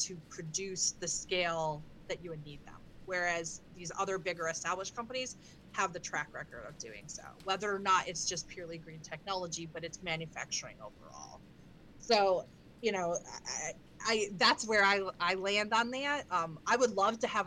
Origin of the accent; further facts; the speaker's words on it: Detroit, Michigan, United States; I grew up outside of Detroit in Michigan